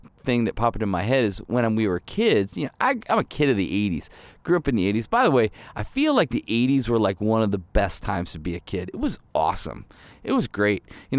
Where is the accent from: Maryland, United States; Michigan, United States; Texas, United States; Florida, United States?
Michigan, United States; also born or lived in Ohio / Chicago; I mean, I grew up in Michigan and Ohio, so I know the cold, right? And then we lived in Chicago for almost 10 years